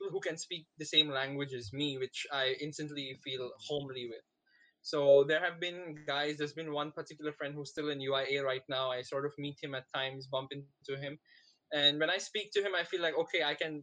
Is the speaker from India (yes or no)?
yes; India; moved away as an adult; now in Malaysia; I am an Indian